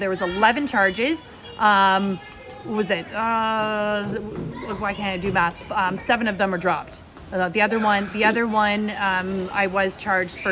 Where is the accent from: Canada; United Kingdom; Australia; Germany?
Canada; London, Ontario; the London Free Press, my hometown